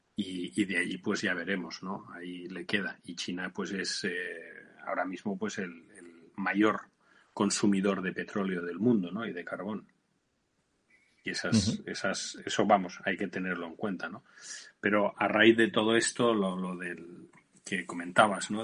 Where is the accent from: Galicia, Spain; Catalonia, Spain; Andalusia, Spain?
Catalonia, Spain; Barcelona; moved away as an adult; mi tierra, en Barcelona